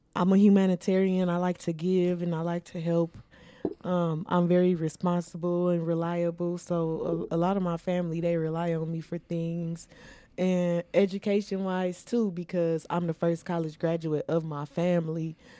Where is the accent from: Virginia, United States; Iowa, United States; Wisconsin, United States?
Wisconsin, United States; Milwaukee; I was born and raised here in Milwaukee, Wisconsin